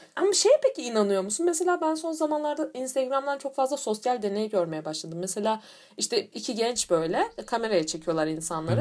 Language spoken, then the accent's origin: Turkish; Turkey